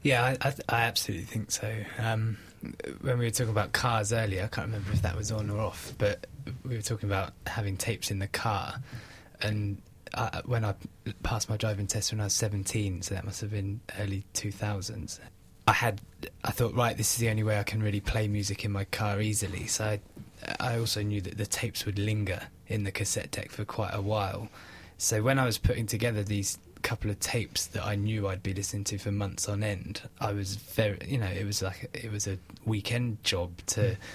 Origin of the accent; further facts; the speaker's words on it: Wales, United Kingdom; moved away; I grew up in Wales